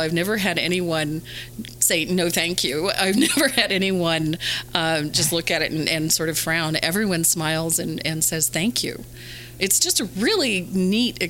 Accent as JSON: {"language": "English", "country": "Canada", "said": "Being Canadian, I'm not, we don't have a whole lot of Hispanics where I live"}